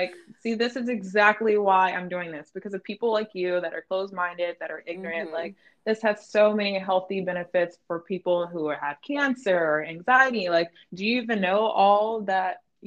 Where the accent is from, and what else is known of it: North Carolina, United States; moved away